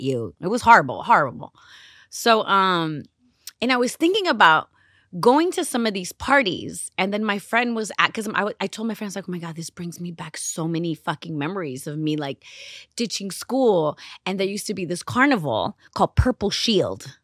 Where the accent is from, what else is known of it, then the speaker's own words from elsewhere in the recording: Los Angeles, California, United States; growing up in Los Angeles in the early nineties